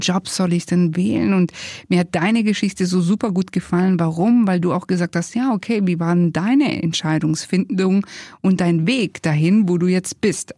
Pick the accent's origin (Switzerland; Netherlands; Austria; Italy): Italy; wir sind ja beide Italiener, Alessandro und ich